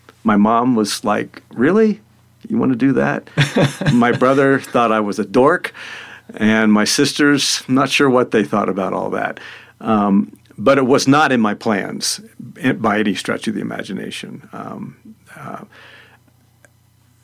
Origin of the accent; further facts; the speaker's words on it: Florida, United States; also born or lived in Madison, Indiana / Alabama / Louisville, Kentucky / Pennsylvania; now in Salida, United States; I grew up in Florida